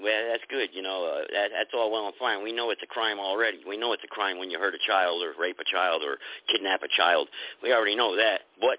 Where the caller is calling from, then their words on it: United States; I'm calling from the United States. That's irrelevant. I'm a United States American citizen.